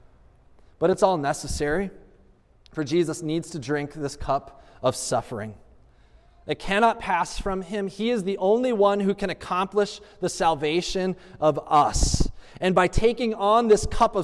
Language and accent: English; United States; as an American living in 21st century